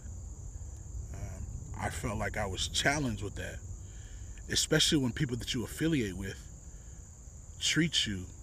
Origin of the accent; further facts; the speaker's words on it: Texas, United States; moved away; That's where I grew up